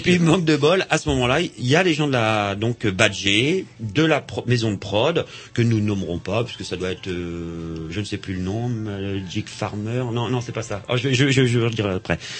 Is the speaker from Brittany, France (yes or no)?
yes; Vannes, Brittany, France; now in Rennes, France; comme je suis né à Vannes et on habite à, à Rennes depuis, euh, trente ans